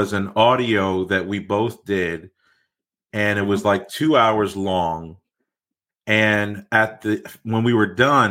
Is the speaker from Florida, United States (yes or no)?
yes; Miami Beach, Florida, United States; I was born in Miami Beach, Florida, and born into a Hispanic family